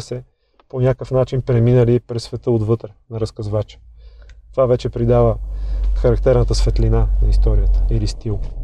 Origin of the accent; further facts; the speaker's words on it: Sofia, Sofia City, Bulgaria; роден и отраснал в Драгалевци, в лоното на планината